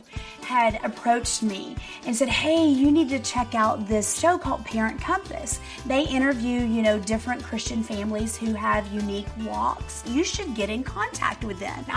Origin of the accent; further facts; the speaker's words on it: Frisco, United States; I was born and raised in Frisco